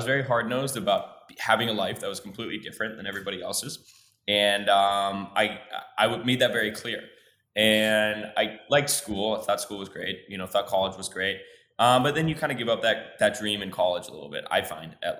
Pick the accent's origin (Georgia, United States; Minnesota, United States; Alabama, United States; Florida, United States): Minnesota, United States; moved away as an adult; also born or lived in Mexico City, Mexico; now in Mexico; I grew up in Minnesota, or in the North. I probably should say where I grew up in the Midwest in Minnesota